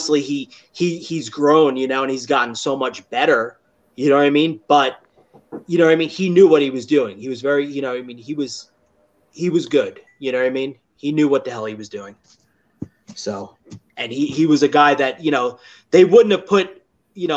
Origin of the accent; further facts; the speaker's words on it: Florida, United States; I was from Florida